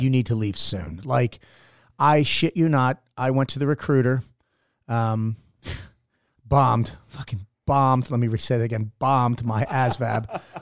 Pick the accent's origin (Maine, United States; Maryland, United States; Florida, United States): Maryland, United States; Baltimore; moved away as an adult; I am a Baltimore native